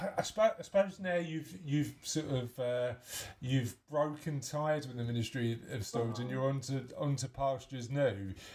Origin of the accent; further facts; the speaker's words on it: London, United Kingdom; I'm from East London